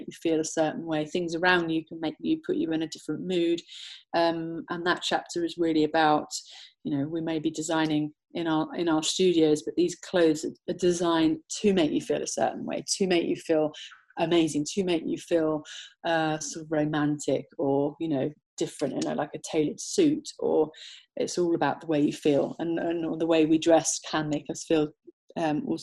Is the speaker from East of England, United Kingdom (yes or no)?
no; Somerset, South West England, United Kingdom; also born or lived in London; Born and bred from Somerset, now based in Somerset more full time.